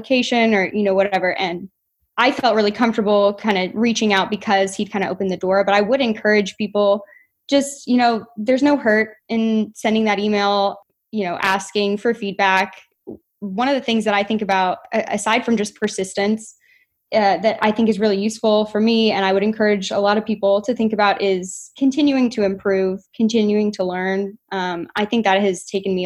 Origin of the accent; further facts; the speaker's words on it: Norman, Oklahoma, United States; moved away as an adult; now in Seattle, United States; I am from Norman, Oklahoma. I grew up and I stayed for my undergraduate degree